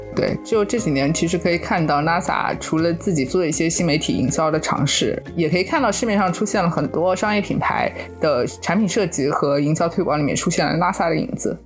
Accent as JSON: {"language": "Chinese", "country": "China", "said": "当时那个车上就只有我一个中国人"}